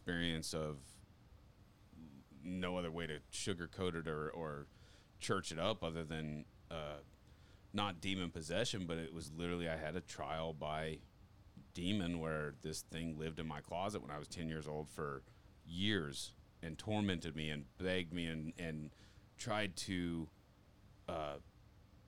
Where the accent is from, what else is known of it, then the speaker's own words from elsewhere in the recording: Condon, Montana, United States; also born or lived in Japan; I grew up in Condon, Montana